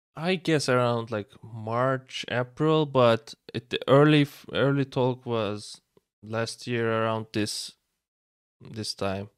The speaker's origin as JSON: {"language": "English", "region": "İzmir", "country": "Turkey", "moved": "yes", "lives_now": "Istanbul, Turkey", "said": "I'm from Turkey, I'm from Izmir, but currently I live in Istanbul"}